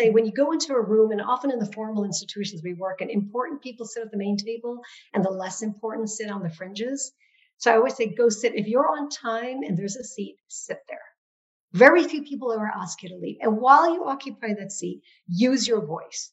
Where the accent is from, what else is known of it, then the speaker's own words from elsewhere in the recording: Nepal; now in United States; Growing up in Nepal, I was a majority person in a majority country